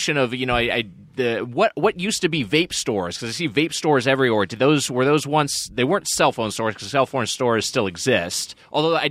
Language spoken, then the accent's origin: English; Lakewood, California, United States; born or raised there